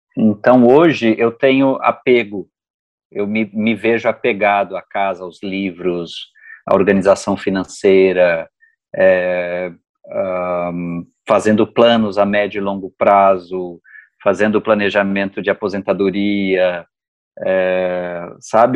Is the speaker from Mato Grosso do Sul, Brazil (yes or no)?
no; Uberaba, Minas Gerais, Brazil; Eu sou do interior de Minas, Uberaba